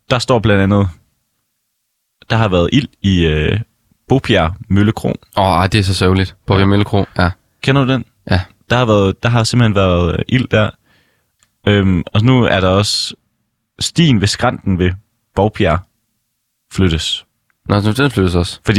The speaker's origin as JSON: {"language": "Danish", "town": "Struer", "region": "Central Denmark Region", "country": "Denmark", "tie": "born or raised there", "said": "jeg er jo fra Struer, så det er tæt på min hjemmeegn jo"}